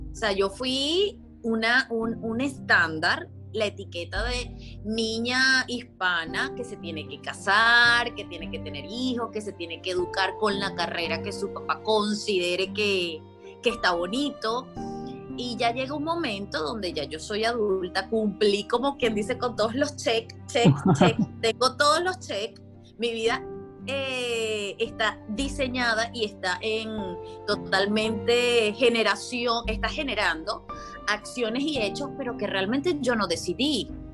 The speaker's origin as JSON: {"language": "Spanish", "country": "Venezuela", "also_born_or_lived": "South Carolina, United States", "moved": "as an adult", "lives_now": "Tennessee, United States", "said": "soy venezolana, llevo ya dos años viviendo en Estados Unidos"}